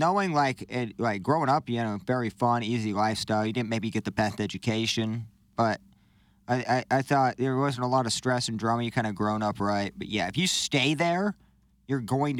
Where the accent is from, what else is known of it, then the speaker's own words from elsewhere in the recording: Canton, United States; now in St. Louis, United States; So I almost claim St. Louis as my my hometown as opposed to Canton just because there's nobody left.